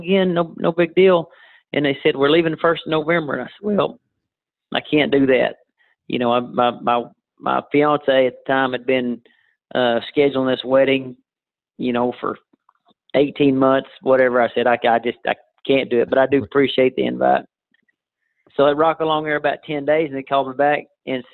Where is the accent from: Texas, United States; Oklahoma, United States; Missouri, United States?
Oklahoma, United States; Tupelo; also born or lived in Durant, Oklahoma / Lane, Oklahoma; I was born in Durant, grew up there in Tupelo, and I live in Lane, Oklahoma right now